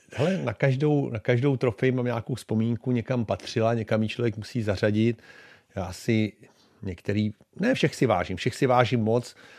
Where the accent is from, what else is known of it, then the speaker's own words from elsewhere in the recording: Czechia; moved away as an adult; also born or lived in Buffalo, United States; tady u nás v Čechách